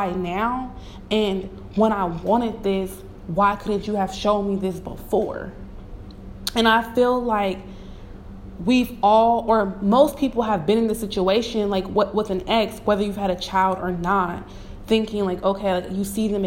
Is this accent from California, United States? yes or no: yes; Bay Area, California, United States; I'm from the Bay Area